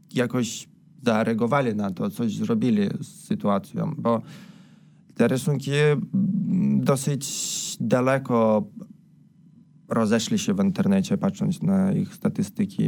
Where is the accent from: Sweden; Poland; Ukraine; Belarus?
Belarus; moved away; jako Białorusini